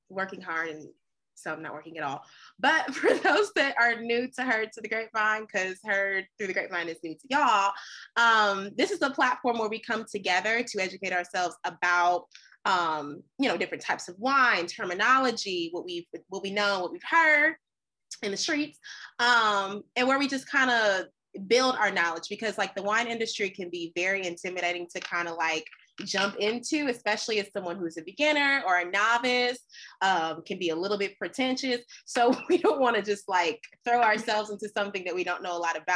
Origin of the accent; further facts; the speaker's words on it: Daytona Beach, Florida, United States; I am from Daytona Beach, Florida